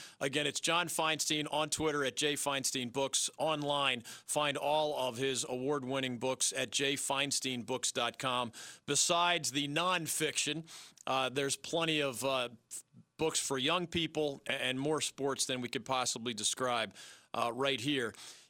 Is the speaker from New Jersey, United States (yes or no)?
no; Philadelphia, Pennsylvania, United States; Yeah, I'm from Philly.